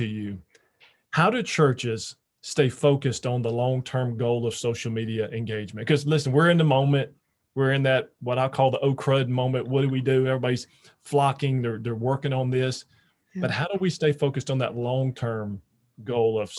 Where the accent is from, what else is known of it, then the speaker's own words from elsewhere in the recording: Louisiana, United States; moved away; growing up in Louisiana, all of our family, all of our friends are all were there